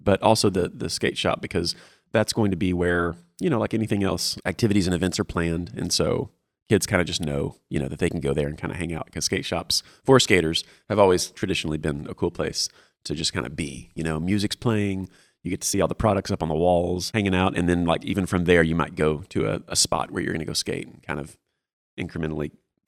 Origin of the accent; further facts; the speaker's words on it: Houston, Texas, United States; And South Houston, to be exact. Not like Sugarland.